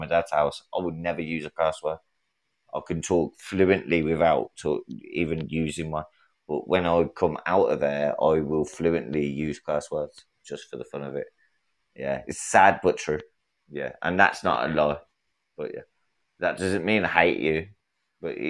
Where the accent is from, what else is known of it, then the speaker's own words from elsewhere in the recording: England, United Kingdom; I'm from England